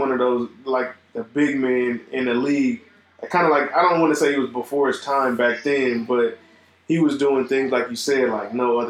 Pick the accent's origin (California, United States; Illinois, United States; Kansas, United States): California, United States; Los Angeles; I grew up in Los Angeles